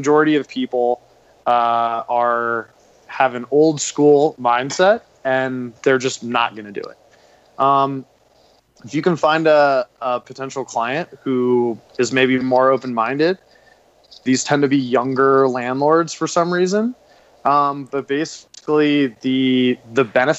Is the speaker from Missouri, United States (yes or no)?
no; Washington, District of Columbia, United States; moved away as an adult; now in Denver, United States; I grew up in Washington, D.C. and in the hospitality industry and moved out to Denver, Colorado a few years ago